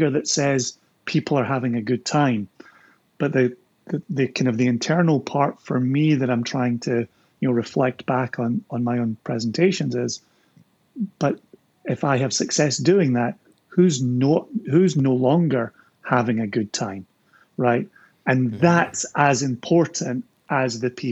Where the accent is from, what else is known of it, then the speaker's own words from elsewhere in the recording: Scotland, United Kingdom; That's how we do it in Scotland